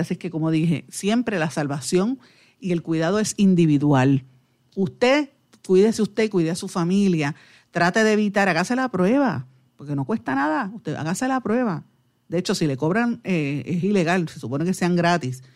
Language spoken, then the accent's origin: Spanish; Guaynabo, Puerto Rico; soy de, Guaynabor.